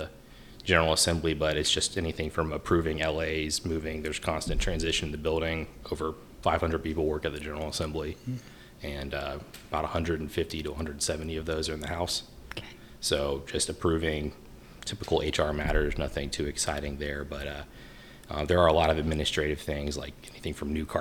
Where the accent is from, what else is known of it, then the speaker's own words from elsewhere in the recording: Wilmington, North Carolina, United States; We're both from Wilmington, North Carolina, and we started dating my senior year of high school